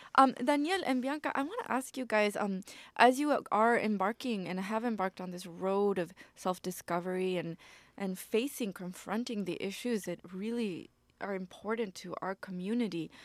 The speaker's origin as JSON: {"language": "English", "country": "Argentina", "moved": "yes", "lives_now": "Mexico", "said": "I live in Mexico right now. I'm from Argentina."}